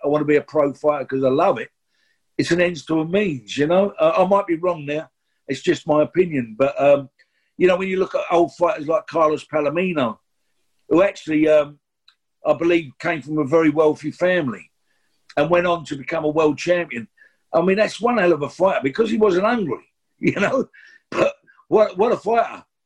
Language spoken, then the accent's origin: English; London, United Kingdom; we're from the East End